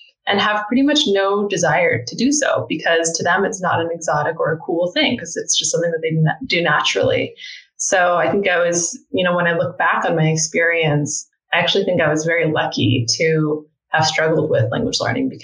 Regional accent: California, United States; first language English; moved away as an adult; also born or lived in suburb of San Francisco / Korea; growing up in the United States monolingual to a family that was not monolingual

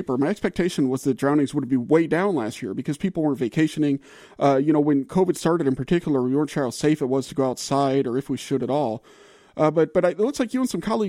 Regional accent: New Orleans, Louisiana, United States; moved away as an adult; also born or lived in Purdue, Indiana; now in Great Lakes region, United States; that is not the way things were growing up in New Orleans

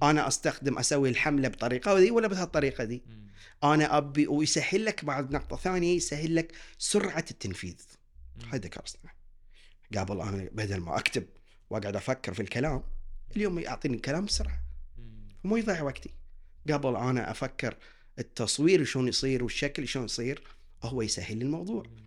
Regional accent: Bahrain; احنا كشعب بحريني متعلم مثقف

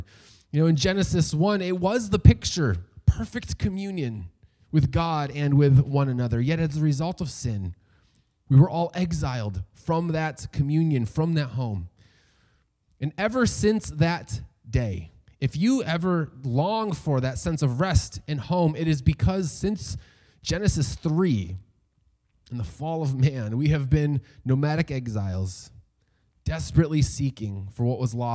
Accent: New York, United States; I was born and raised in the United States. I know no other home

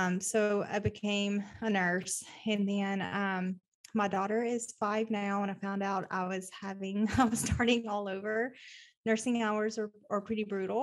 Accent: Nashville, Tennessee, United States; moved away as an adult; now in Oklahoma City, United States; I am originally from Nashville, Tennessee.

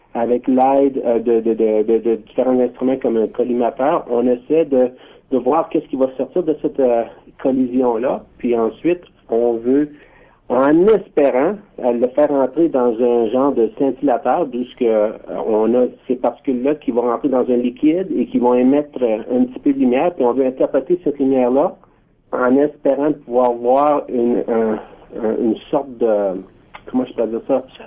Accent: Ontario, Canada; on a quelque chose de spécial en tant que franco-ontarien qui nous unit

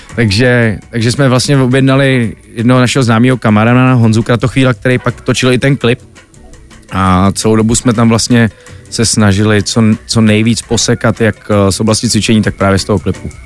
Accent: Czechia; jako chytrý Češi

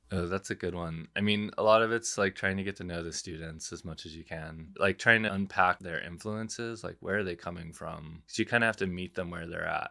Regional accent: San Angelo, Texas, United States; I grew up in San Angelo, which is this little West Texas town

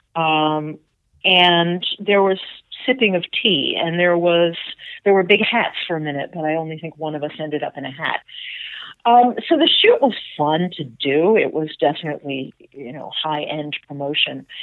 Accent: Atlanta, Georgia, United States; my sisters and I grew up here, or as far as Susie grew up and, and me, and we were in Atlanta

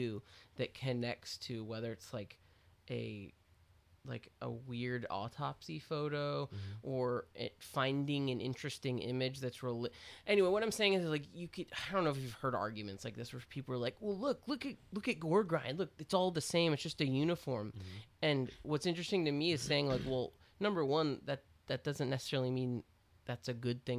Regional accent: Austin, Texas, United States; I was a kid who got into punk. I was from Austin.

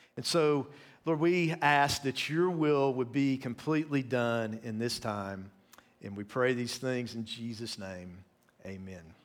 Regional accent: East Tennessee, United States; moved away as an adult; also born or lived in North Carolina / Maryland; I grew up in Tennessee

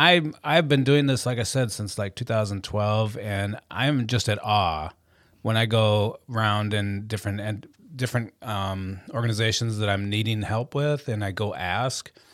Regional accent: Carson City, Michigan, United States; moved away; I was born and raised in, uh, the big city of Carson City, Michigan

